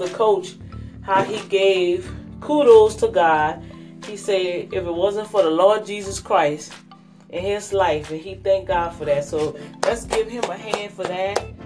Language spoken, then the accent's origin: English; United States; I guess I could still call myself American